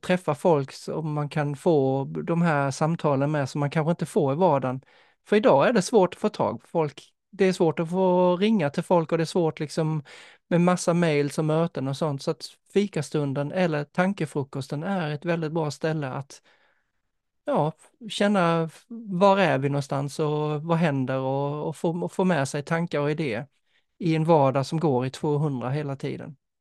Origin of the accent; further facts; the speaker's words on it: Denmark; now in Sweden; som dansk